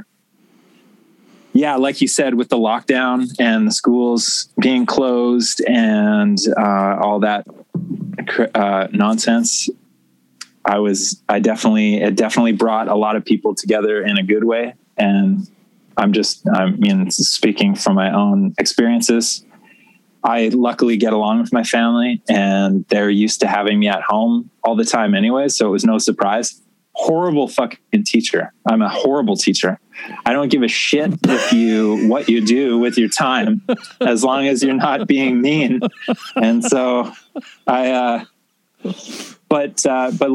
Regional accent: Canada; I was born in Canada

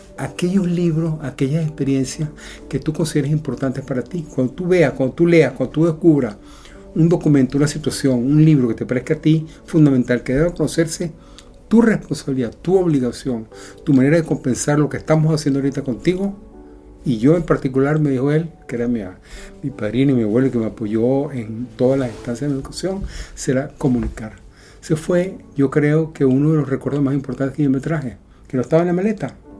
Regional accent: Venezuela; moved away as an adult; also born or lived in Europe; Hace seis años tuve que salir con mi familia de Venezuela por muchos motivos de seguridad, económicos, etc. Viajamos a Europa y tuvimos que dejar atrás todo.

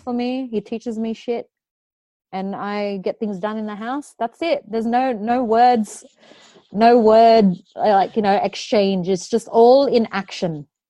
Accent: Australia; born or raised there

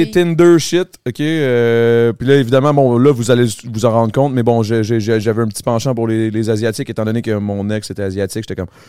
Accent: Longueuil, Quebec, Canada; Je viens de Longueuil

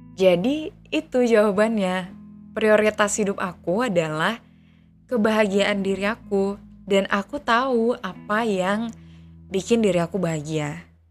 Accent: Aceh, Indonesia; moved away as an adult; now in Jakarta, Indonesia; Aku besar dan tinggal di Aceh

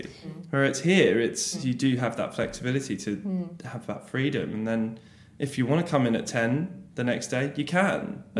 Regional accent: London, United Kingdom; moved away as an adult; now in Sweden

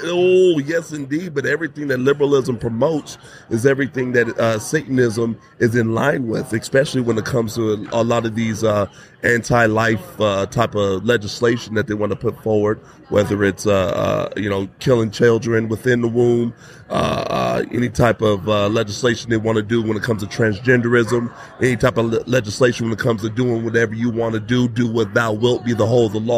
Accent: Southern California, United States; moved away as an adult; I was born in Southern California, ran around in Southern California all my life until 2021, came here with Turning Point USA.

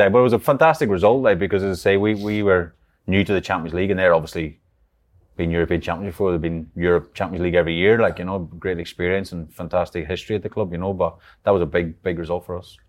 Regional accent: Ireland; moved away; growing up in Ireland

